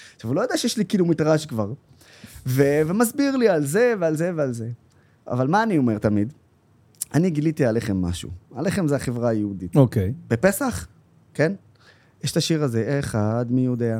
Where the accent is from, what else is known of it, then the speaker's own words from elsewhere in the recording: Haifa, Haifa District, Israel; also born or lived in Nazareth; הילדות שלי, שאני זוכר אותה מלבד בעיר התחתית, איפה שסבא וסבתא שלי אה, היו גרים